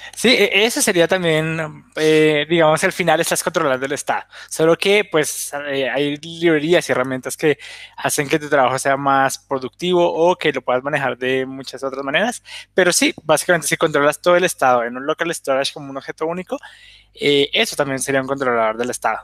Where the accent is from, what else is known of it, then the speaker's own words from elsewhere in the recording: Colombia; now in Bolivia; soy de Colombia, ahorita estoy en Bolivia